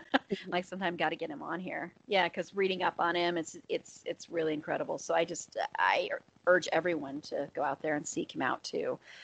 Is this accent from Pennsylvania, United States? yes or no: no; Colorado, United States; I was born and raised in Colorado too.